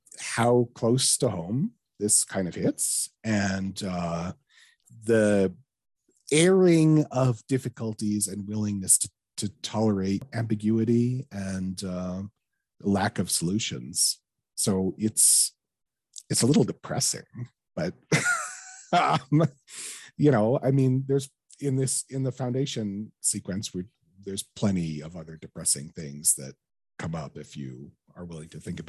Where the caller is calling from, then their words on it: Alberta, Canada; I'm dialing in from Alberta, Canada, where we have the oil sands.